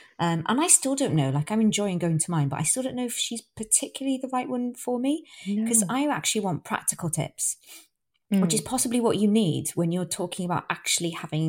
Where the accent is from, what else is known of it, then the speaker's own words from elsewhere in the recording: United Kingdom; It feels quite, indulgent. because we're British.